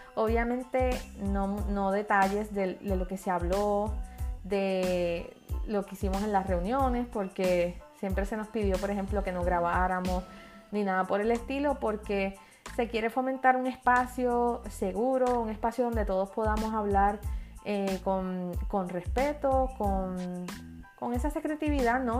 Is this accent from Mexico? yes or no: no; Puerto Rico; Soy la única de Puerto Rico, la única que habla español